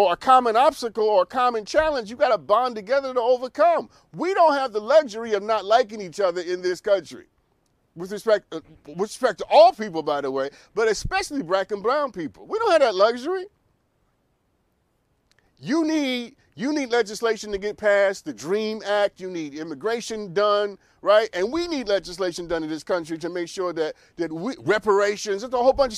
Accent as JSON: {"language": "English", "region": "New York", "country": "United States", "tie": "born or raised there", "also_born_or_lived": "Brooklyn / Harlem", "moved": "yes", "lives_now": "Los Angeles, United States", "said": "I'm born and raised in New York. I'm a New Yorker, okay? I am born in Brooklyn, raised in Queens, then lived in Harlem"}